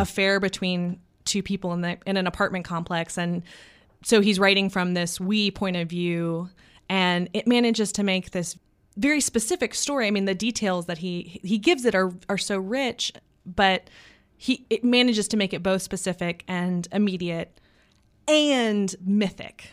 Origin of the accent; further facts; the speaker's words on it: Texas, United States; as a Texan